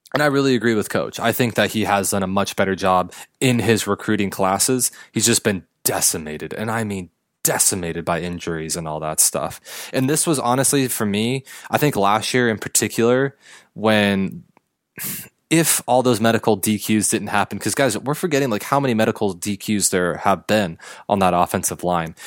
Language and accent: English; Los Angeles County, California, United States; to be an Angels fan growing up in Los Angeles County